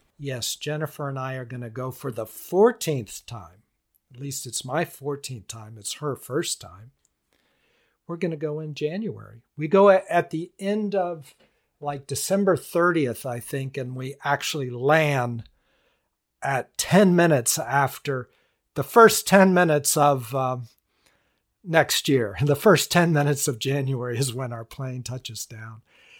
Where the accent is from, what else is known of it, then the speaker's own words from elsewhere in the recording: India; now in United States; Pretty interesting, and I grew up there. Grew up in India. Wow. That's a blessing. Growing up in India, to me, is a blessing.